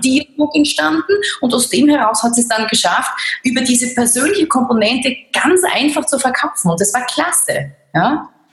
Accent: Laßnitzhöhe, Styria, Austria; ich bin ja aus der Lassnitzhöhe. Das ist, äh, also ich bin ein Landei, kann man richtig sagen. Ich bin am Land groß geworden.

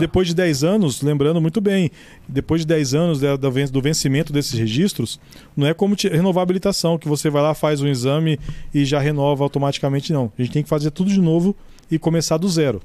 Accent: Mirassol, São Paulo, Brazil; minha cidade natal

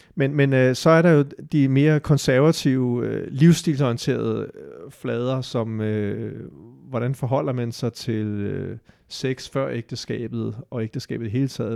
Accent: Denmark; vi som danskere

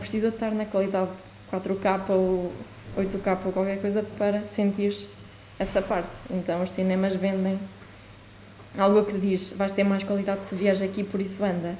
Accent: Chaves, Norte, Portugal; moved away; also born or lived in Porto; eu quando cresci em Chaves

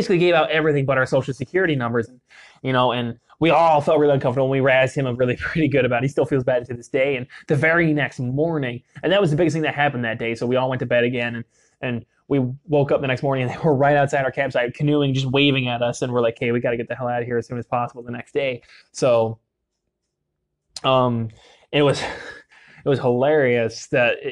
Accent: Utah, United States; growing up in Utah

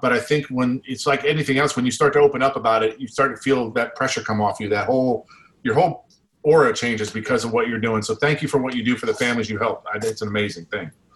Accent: United States; we're American

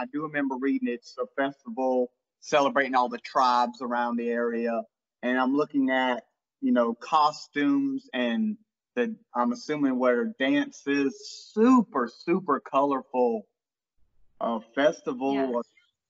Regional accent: England, United Kingdom; I'm obviously English.

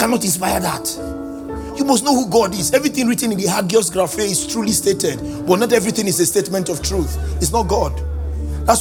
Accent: Benin City, Edo, Nigeria; I grew up in Benin City, 052, 053, 054

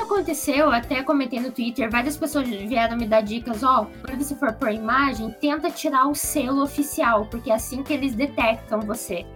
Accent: Curitiba, Paraná, Brazil; Eu sou de Curitiba também

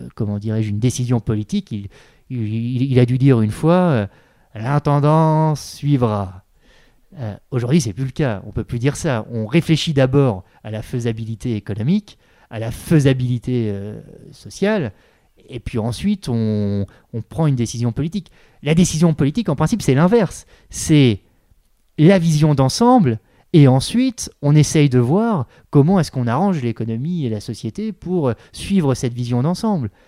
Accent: Granville, Normandy, France; moved away as an adult; now in Paris, France; je suis pas du tout de Paris, je suis de, je suis de Normandie. Euh, dans la Manche, le département de la Manche, à Granville

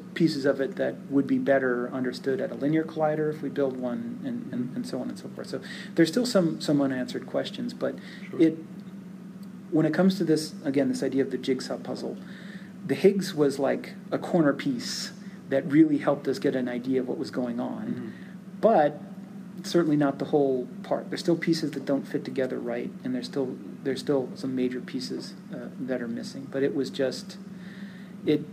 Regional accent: Phoenix, Arizona, United States; So I grew up in Phoenix, and I wasn't born there, but I grew up there.

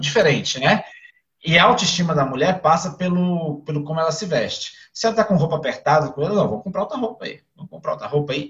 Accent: Brasília, Federal District, Brazil; sou aqui de Brasília, Distrito Federal, nasci, sou criado aqui

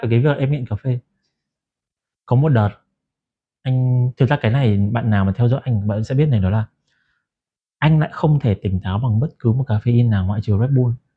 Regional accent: Ha Long, Quang Ninh, Vietnam; moved away; về lại quê mình đó là Hạ Long

